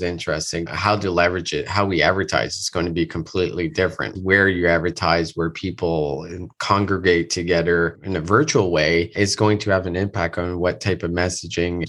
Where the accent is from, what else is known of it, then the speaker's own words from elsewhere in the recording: Moncton, New Brunswick, Canada; moved away; I am in Moncton, New Brunswick, which is my hometown. I have not been here in almost three years